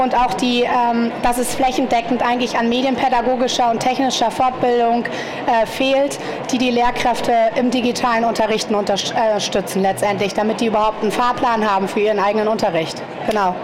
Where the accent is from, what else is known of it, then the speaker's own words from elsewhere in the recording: Germany; now in Munich, Germany; ich komme selber aus dem Harz, deswegen äh, na, da ist auch nicht so viel